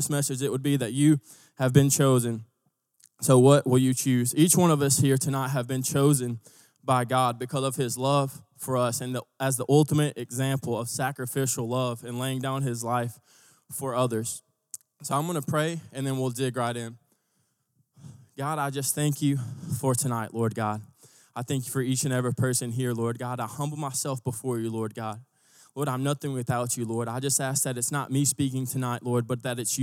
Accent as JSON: {"language": "English", "region": "Texas", "country": "United States", "also_born_or_lived": "Tulsa, Oklahoma", "moved": "as an adult", "said": "I'm originally from Texas."}